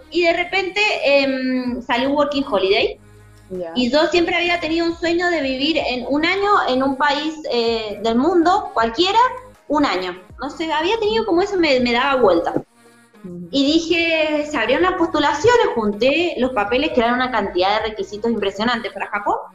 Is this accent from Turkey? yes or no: no; Argentina; born there; also born or lived in Chile; Sí, tengo doble nacionalidad. Eh, nací en Argentina, pero mi papá es chileno y estudié en Chile. Viví en Chile 11 años